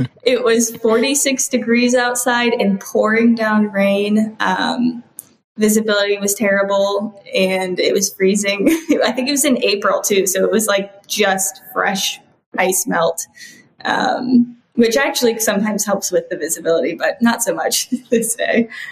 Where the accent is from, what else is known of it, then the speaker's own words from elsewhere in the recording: Midwest, United States; also born or lived in Indiana / Iowa / Minnesota; now in Florida, United States; I'm from the Midwest. Okay. I have spent time in a lot of different areas of the Midwest. So I've been in Indiana, I've been in Iowa, I've been in Minnesota, and now I'm in Florida.